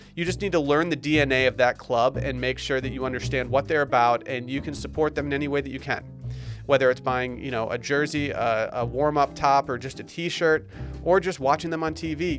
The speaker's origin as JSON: {"language": "English", "town": "Harbor Springs", "region": "Michigan", "country": "United States", "tie": "born or raised there", "moved": "yes", "lives_now": "Austin, United States", "said": "my hometown of Harbor Springs, Michigan"}